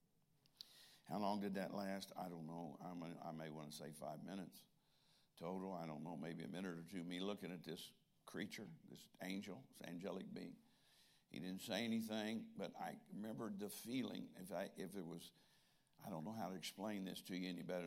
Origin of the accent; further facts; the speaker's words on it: Fairborn, Ohio, United States; also born or lived in Springfield, Ohio; I grew up in Fairborn later, but Springfield was probably 12, 15 miles from Fairborn, Ohio, where I really grew up